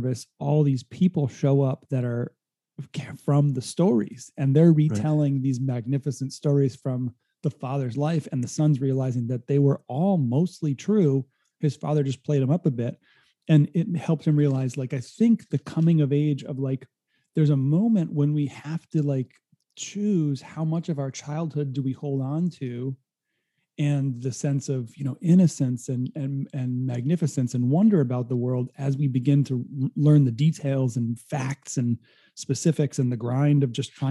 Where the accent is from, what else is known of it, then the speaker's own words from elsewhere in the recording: Rhode Island, United States; moved away as an adult; now in California, United States; I grew up in Rhode Island and spent a lot of time at a summer camp in New Hampshire